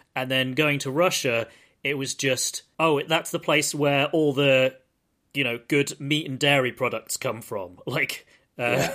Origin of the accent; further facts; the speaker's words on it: United Kingdom; I'm British